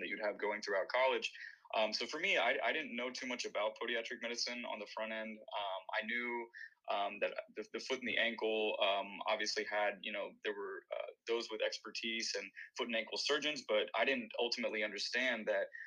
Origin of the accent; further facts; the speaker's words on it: Bowling Green, Kentucky, United States; moved away as an adult; also born or lived in Madurai, India; now in Miami, United States; my hometown of Bowling Green